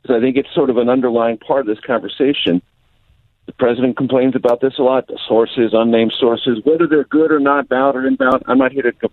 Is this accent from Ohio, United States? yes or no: no; San Diego, California, United States; moved away as an adult; also born or lived in Amarillo, Texas / Las Vegas, Nevada / Houston, Texas / Columbia, Missouri; now in Washington, United States; I grew up in San Diego, came to the Midwest